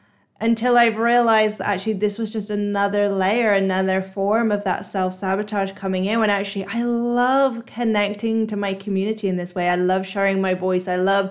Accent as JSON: {"language": "English", "town": "Bristol", "region": "South West England", "country": "United Kingdom", "accent": "Bristolian", "said": "really Bristolian accent. Yes, I'm from Bristol, even though people think that I'm either Australian or American or Irish or some other nationality because I've tried to hide my accent so much."}